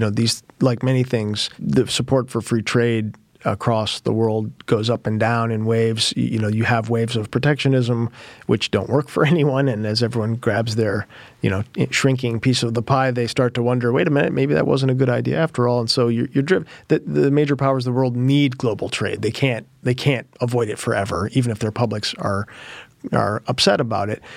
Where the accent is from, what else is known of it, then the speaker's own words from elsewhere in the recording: Michigan, United States; I'm from Michigan